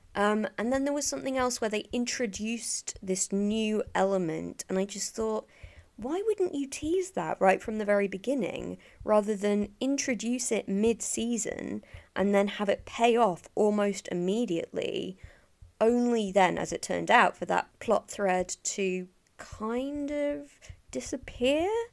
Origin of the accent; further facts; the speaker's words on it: England, United Kingdom; as an English, or mostly English person